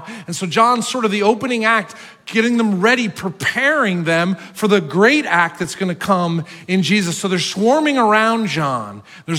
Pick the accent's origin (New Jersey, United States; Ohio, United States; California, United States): New Jersey, United States; accent: Jersey; Now I'm from North Jersey.